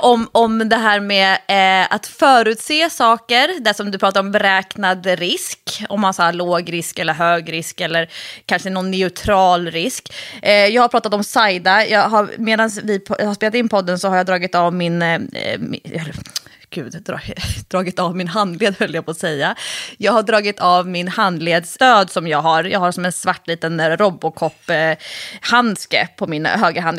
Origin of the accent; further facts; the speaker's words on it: Stockholm, Stockholm County, Sweden; när jag var kanske då 13, nej förlåt, 15, 16. Eh, och som stockholmare